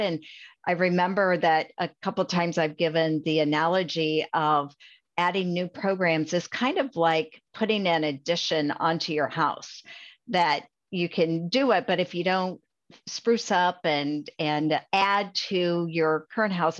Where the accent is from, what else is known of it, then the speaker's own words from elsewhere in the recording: Adair County, Iowa, United States; I grew up in Adair County and graduated from Adair Casey High School. uh, that's in Iowa